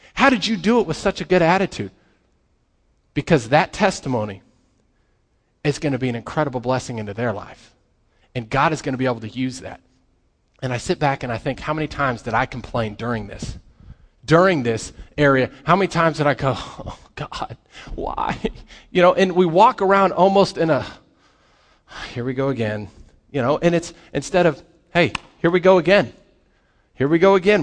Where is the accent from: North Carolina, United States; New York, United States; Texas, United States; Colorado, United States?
Colorado, United States; I grew up in Colorado